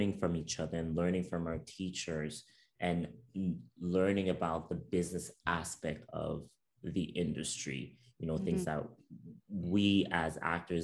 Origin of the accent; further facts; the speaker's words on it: Montreal, Quebec, Canada; first language French; English is a second language; Growing up in Montreal.